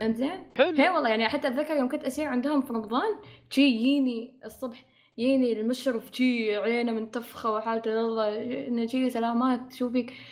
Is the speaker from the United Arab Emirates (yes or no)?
yes; United Arab Emirates; نحن عندنا في الإمارات